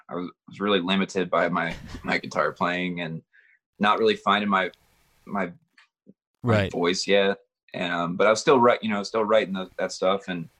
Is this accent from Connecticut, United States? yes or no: no; Baltimore, Maryland, United States; Baltimore, Maryland.